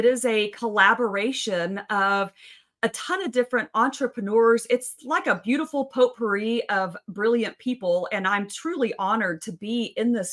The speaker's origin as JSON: {"language": "English", "region": "West Texas", "country": "United States", "tie": "born or raised there", "said": "I'm from West Texas. My dad was a petroleum engineer. I grew up in the oil field."}